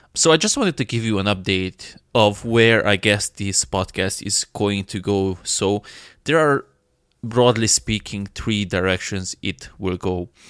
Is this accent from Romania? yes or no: yes; Romania; I'm from Romania